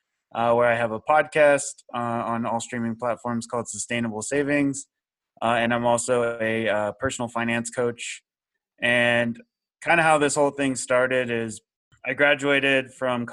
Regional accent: Austin, Texas, United States; moved away as an adult; also born or lived in Seattle; I'm originally from the Austin, Texas area

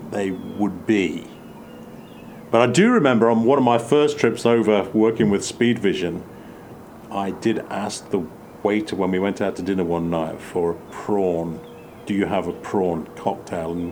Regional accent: England, United Kingdom; As a kid growing up in England, I could never place an accent in the States.

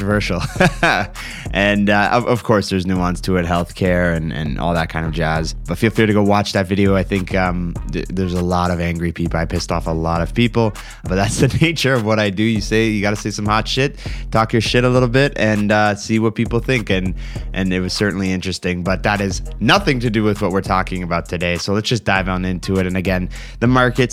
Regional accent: Canada; as a Canadian

